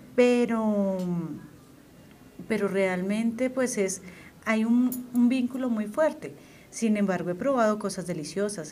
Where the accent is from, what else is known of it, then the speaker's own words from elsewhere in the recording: Boyacá, Colombia; de donde yo soy, la zona de Boyacá